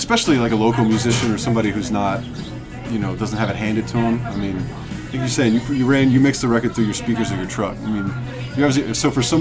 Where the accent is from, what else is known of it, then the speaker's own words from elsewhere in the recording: Texas, United States; growing up in Texas